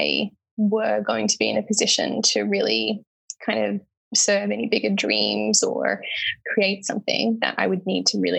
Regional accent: Lismore, New South Wales, Australia; growing up in Lismore

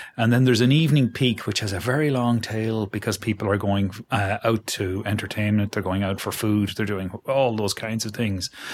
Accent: Galway, Connacht, Ireland; now in Dublin, Ireland; Galway, my hometown

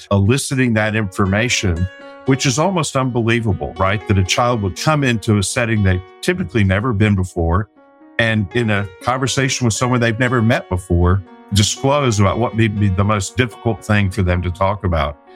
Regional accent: Detroit, Michigan, United States; born there; also born or lived in France / Germany / Texas / Kansas; I was born in Detroit, lived in France, Germany, Texas, Kansas, Virginia, New York and then moved to Arkansas to start sixth grade.

